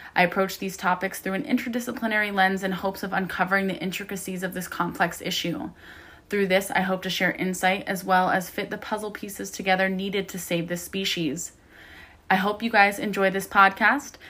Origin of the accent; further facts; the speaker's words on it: Columbus, Ohio, United States; I'm from Columbus originally, so also from nowhere near the ocean